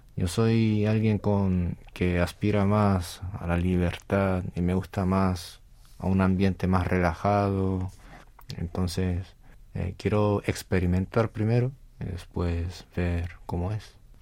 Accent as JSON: {"language": "Spanish", "town": "Las Palmas de Gran Canaria", "region": "Canary Islands", "country": "Spain", "tie": "born or raised there", "moved": "as an adult", "lives_now": "South Korea", "said": "nací en España y me vine cuando tenía 18"}